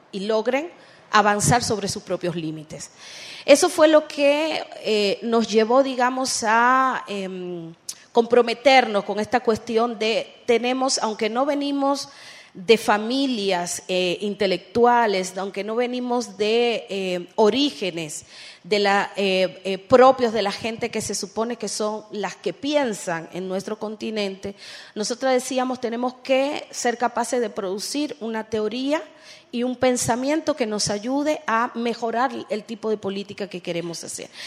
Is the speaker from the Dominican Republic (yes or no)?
yes; Dominican Republic; yo vengo de República Dominicana